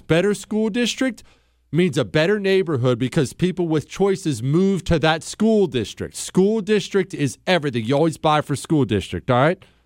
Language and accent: English; the Rockies, United States; I grew up in the Rockies